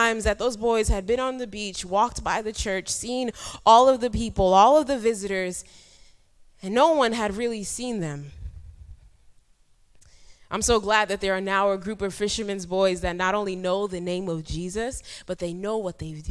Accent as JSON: {"language": "English", "town": "New York City", "region": "New York", "country": "United States", "tie": "born or raised there", "also_born_or_lived": "Ghana", "moved": "as an adult", "lives_now": "Ivory Coast", "said": "born in Ghana and I grew up in New York City and now I work in Ivory Coast"}